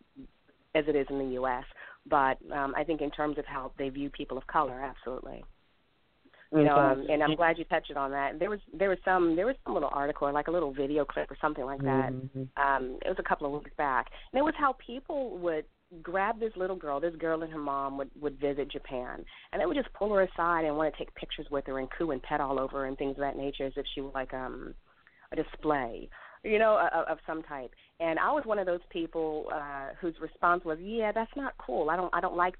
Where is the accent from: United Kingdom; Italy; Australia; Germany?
Germany; now in Raleigh, United States; born in Germany